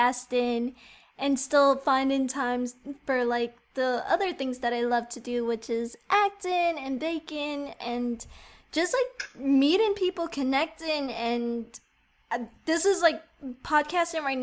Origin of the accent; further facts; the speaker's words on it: New York, United States; I'm like from New York